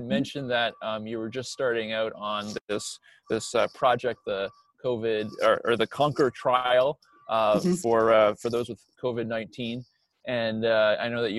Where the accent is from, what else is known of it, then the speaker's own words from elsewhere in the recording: New Brunswick, Canada; I'm from New Brunswick